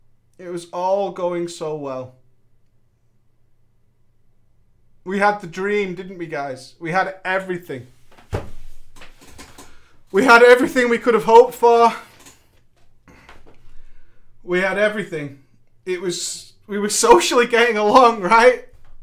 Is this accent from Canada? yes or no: yes; Eastern Canada, Canada; I was an hour ahead because I'm from East Canada.